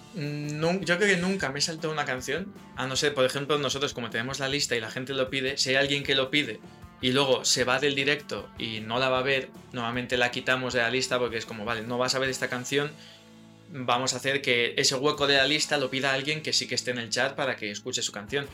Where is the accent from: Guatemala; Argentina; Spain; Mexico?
Spain; los españoles tenemos como nuestro acento inglés españolizado un poco